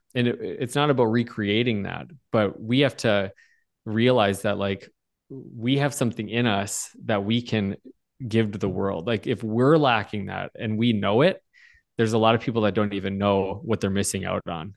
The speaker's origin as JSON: {"language": "English", "town": "Bismarck", "region": "North Dakota", "country": "United States", "tie": "born or raised there", "lives_now": "Fargo, United States", "said": "I grew up at Evangel in Bismarck, North Dakota."}